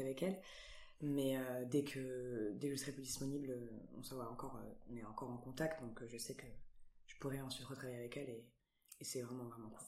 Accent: Antibes, Provence-Alpes-Côte d'Azur, France; moved away as an adult; now in Paris, France; je viens d'Antibes, je suis originaire d'Antibes

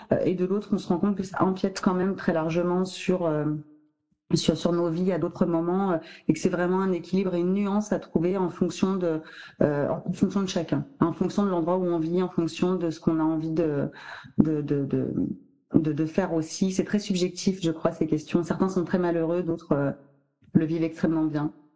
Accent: France; on est français

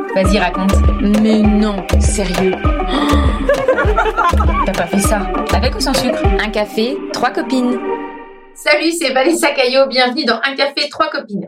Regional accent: France; also born or lived in Cork, Ireland; I'm French

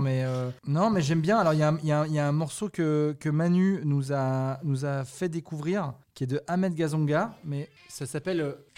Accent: Saint-Étienne, Auvergne-Rhône-Alpes, France; moved away; also born or lived in Metz / Nantes; je suis de Saint-Étienne

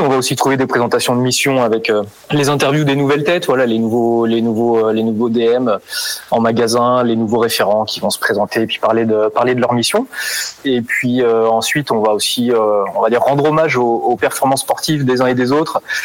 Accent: Brittany, France; moved away as an adult; also born or lived in Rennes / Vendée; now in Les Herbiers, France; à la base, je viens de Bretagne

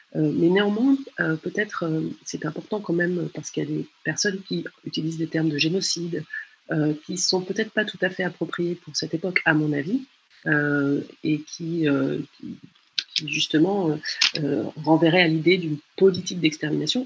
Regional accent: France; moved away as an adult; also born or lived in Chile; en tant que Française euh, au Chili

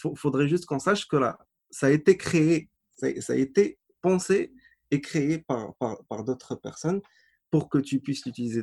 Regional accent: Agadir, Souss-Massa, Morocco; also born or lived in Casablanca / Tetouan; à Gadir dans ma ville natale

